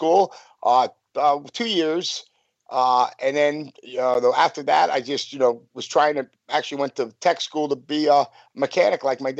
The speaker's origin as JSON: {"language": "English", "town": "Whitehall", "region": "Pennsylvania", "country": "United States", "tie": "born or raised there", "said": "I'm from Stiles, but it's still called, the whole section's called Whitehall"}